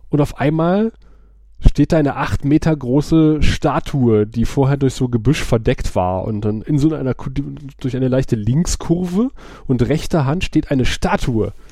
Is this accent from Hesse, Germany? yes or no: no; Aachen, North Rhine-Westphalia, Germany; weil ich bin ja in der Grenzregion aufgewachsen, wenn du halt in Aachen bist und du fährst irgendwie Walser Quartier nach Wals rüber.